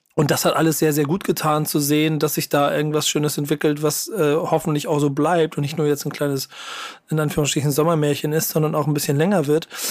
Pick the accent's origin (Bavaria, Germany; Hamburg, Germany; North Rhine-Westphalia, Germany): Hamburg, Germany; ich als Hamburger